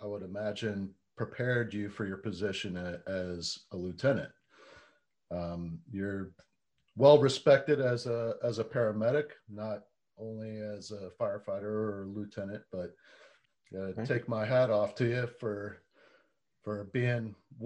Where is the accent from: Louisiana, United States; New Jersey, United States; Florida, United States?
Florida, United States; Central; I grew up in Central Florida as well.